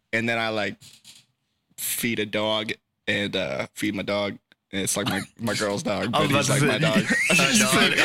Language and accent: English; Sacramento, California, United States; I'm born and raised in Sacramento and I live 3 minutes from my studio